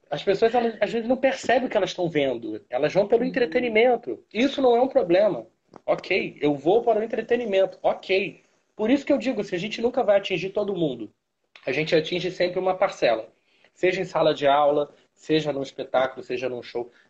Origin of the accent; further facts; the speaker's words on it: Rio de Janeiro, Brazil; eu sou nascido e criado na Tijuca, né?